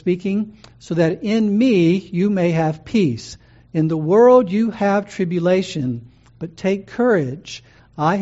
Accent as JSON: {"language": "English", "country": "United States", "said": "American Christians"}